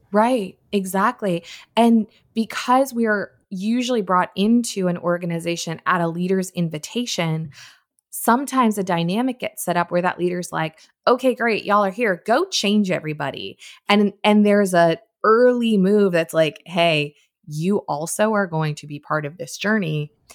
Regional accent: Darien, Connecticut, United States; I grew up in Connecticut, in a town called Darien

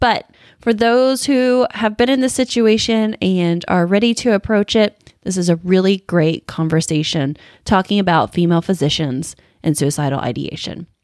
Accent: Indiana, United States; they are in my home state of Indiana, and they too are questioning the status quo.

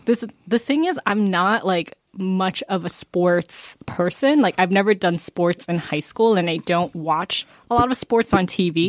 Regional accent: Atlanta, Georgia, United States; I'm from Georgia and I cannot do a southern accent

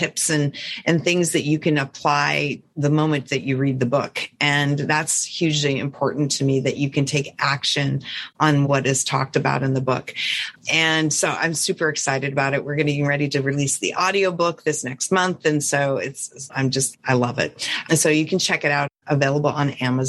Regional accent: Montana, United States; I'm from Montana

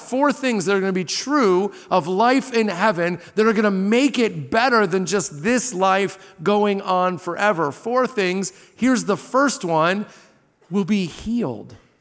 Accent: Southern Indiana, United States; I grew up in Southern Indiana on the Ohio River

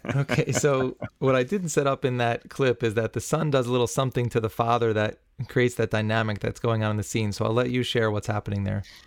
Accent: New City, New York, United States; my hometown of New City, New York

